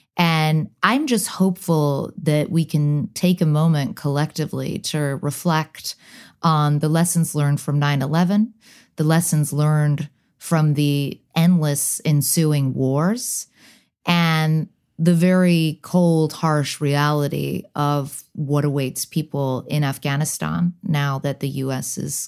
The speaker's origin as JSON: {"language": "English", "region": "London", "country": "United Kingdom", "tie": "born there", "also_born_or_lived": "United States / Hong Kong", "said": "My father's British, my mother's American. I was born in London, then I moved to the US, then I moved back to the UK, then I moved back to the US."}